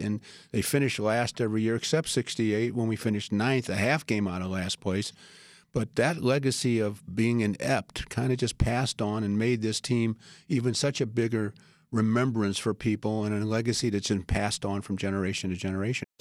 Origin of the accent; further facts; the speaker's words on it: St. Louis, Missouri, United States; moved away; I grew up in Saint Louis